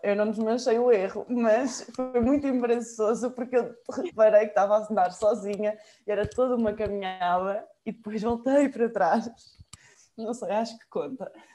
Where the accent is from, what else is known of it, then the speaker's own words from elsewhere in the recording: Mafra, Lisbon, Portugal; moved away as an adult; also born or lived in Cascais; now in Porto, Portugal; eu sou de Mafra